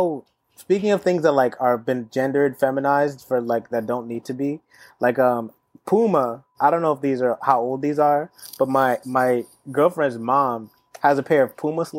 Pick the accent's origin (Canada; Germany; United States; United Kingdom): United States; Seattle, Washington; now in New York, United States; And I'm from Seattle, so like it's always raining, so we always wear like this advanced gear stuff.